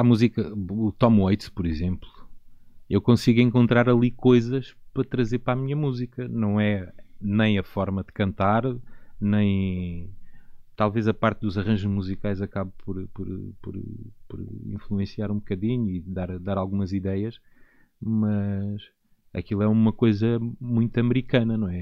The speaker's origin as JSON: {"language": "Portuguese", "town": "Beja", "region": "Alentejo", "country": "Portugal", "tie": "born or raised there", "said": "No caso da minha terra, em Beja"}